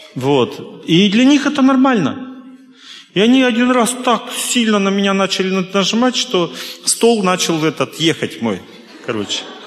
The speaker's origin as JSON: {"language": "Russian", "country": "Russia", "said": "я из России"}